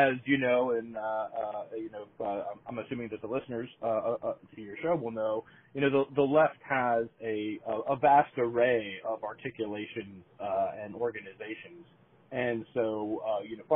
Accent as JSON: {"language": "English", "region": "Virginia", "country": "United States", "tie": "born or raised there", "also_born_or_lived": "Madison, Wisconsin", "moved": "yes", "lives_now": "New Hampshire, United States", "said": "I grew up in Virginia."}